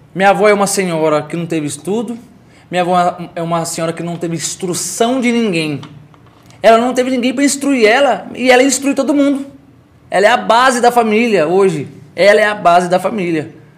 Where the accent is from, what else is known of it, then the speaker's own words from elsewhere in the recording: Caldas Novas, Goiás, Brazil; also born or lived in São Paulo; Sou filho de sou filho de Caldas Novas, filho do Santa Efigênia. Cresci no Santa Efigênia